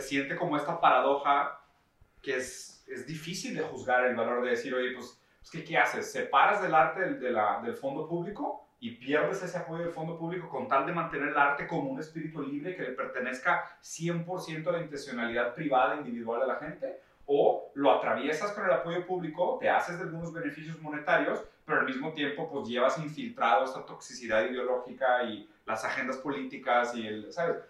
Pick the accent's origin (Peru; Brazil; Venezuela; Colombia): Brazil; now in San Pedro Garza García, Mexico; yo soy brasileño